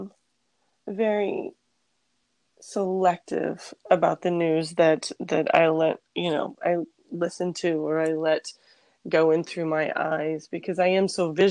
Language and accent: English; New York City, New York, United States; moved away; I'm from New York